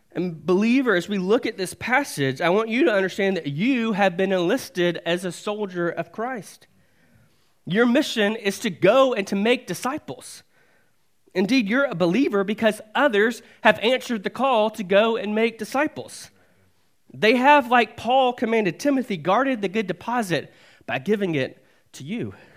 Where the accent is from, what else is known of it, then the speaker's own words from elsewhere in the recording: Alabama, United States; born and raised in Alabama